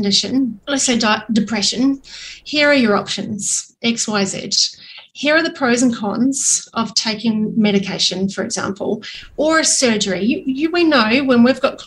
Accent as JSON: {"language": "English", "country": "New Zealand", "said": "I'm a single mum and I'm a New Zealander."}